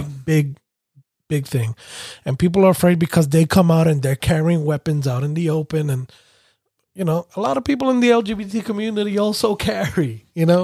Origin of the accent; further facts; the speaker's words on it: New York, United States; growing up in New York